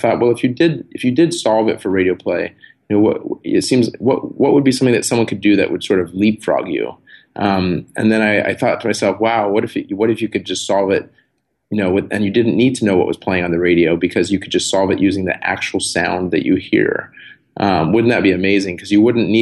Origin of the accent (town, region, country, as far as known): San Diego, California, United States; born or raised there